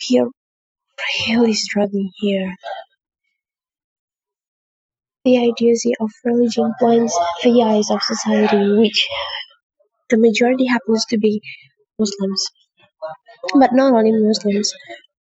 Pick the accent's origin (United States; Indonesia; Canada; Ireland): Indonesia; from Indonesia